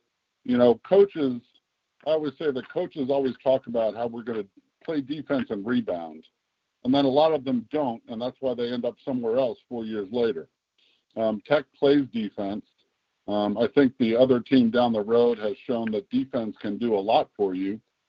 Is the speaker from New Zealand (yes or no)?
no; New Jersey, United States; moved away as an adult; also born or lived in Ohio; now in Virginia, United States; I grew up in New Jersey.